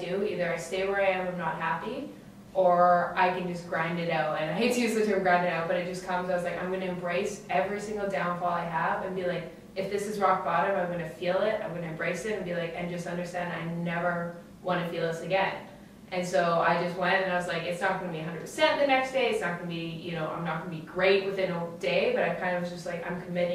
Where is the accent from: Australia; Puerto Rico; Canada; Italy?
Canada; Edmonton, Alberta; I was from Edmonton. I had a great childhood.